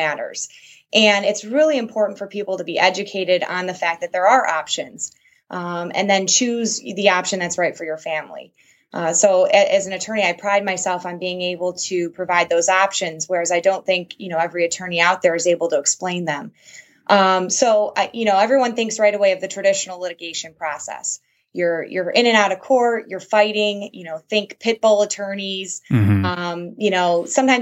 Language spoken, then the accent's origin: English; Michigan, United States; I was born and raised in Michigan.